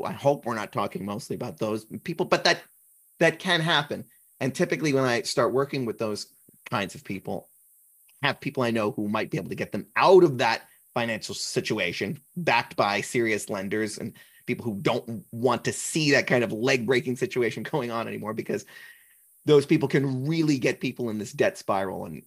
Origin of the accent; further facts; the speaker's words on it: New Jersey, United States; I'm from New Jersey